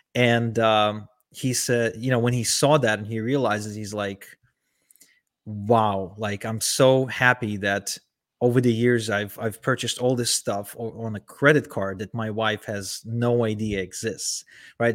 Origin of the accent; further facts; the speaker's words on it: Ukraine; moved away; also born or lived in Israel; I was born and raised in Ukraine